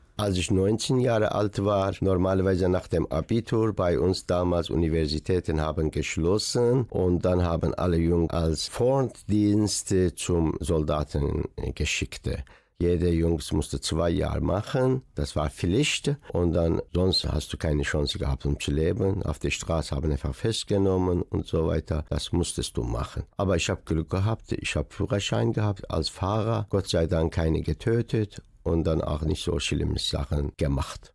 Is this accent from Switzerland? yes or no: no; Iran; German is a second language; moved away as an adult; now in Dortmund, Germany; Man fühlt sich immer als Iraner, weil ich da geboren bin